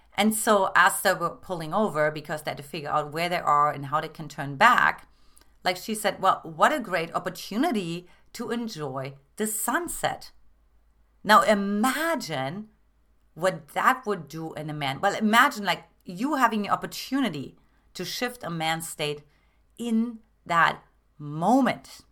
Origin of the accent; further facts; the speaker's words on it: Germany; moved away; I'm originally from Germany